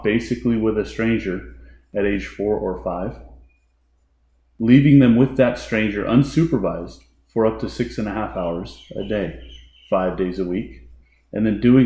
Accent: Elk Grove, California, United States; I'm from beautiful and exotic Elk Grove, California. Went to Elk Grove High School, graduated in the mid-90s

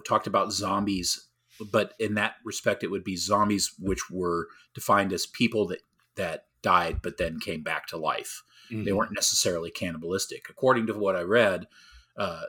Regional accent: United States; being an American

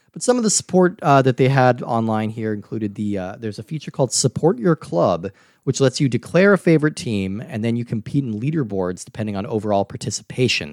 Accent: United States; growing up in America

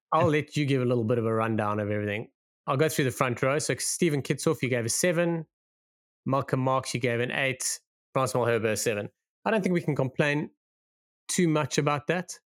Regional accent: South Africa; as a South African

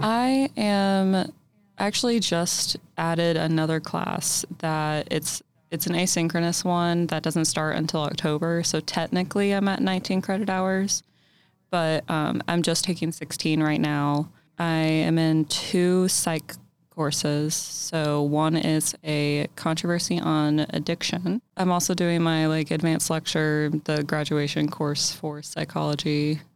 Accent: Louisville, Kentucky, United States; moved away as an adult; now in Lexington, United States; I'm from Louisville

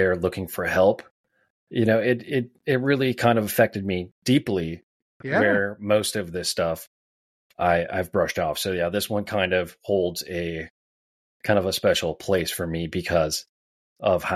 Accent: Wisconsin Rapids, Wisconsin, United States; growing up in Wisconsin Rapids

